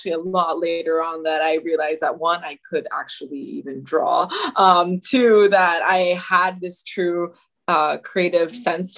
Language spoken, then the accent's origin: English; Miami, Florida, United States; also born or lived in North Carolina; I grew up in Miami, Florida, for the most part. We had a brief stint in North Carolina for a little bit